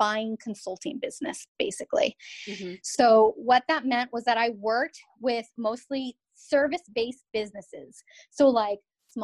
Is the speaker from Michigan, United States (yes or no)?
no; Southern California, United States; moved away as an adult; now in Massachusetts, United States; a Southern California girl